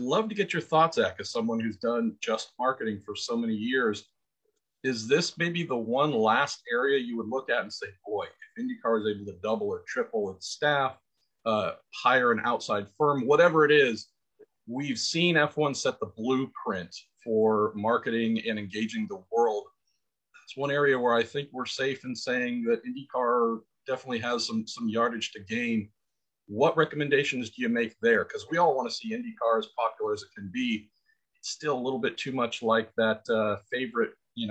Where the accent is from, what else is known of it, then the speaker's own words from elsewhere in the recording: United States; You and I growing up in America